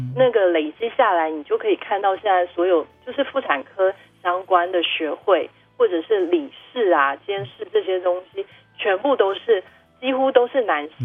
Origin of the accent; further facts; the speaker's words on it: Wushe mountains, Nantou County, Taiwan; 我本来觉得在家里出生是因为我们那时候住在雾社山上